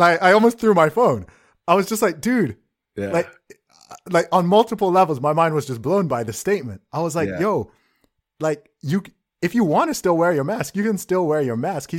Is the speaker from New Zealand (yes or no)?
no; Saudi Arabia; I grew up in Saudi Arabia, so I've kind of got like an interesting contrast here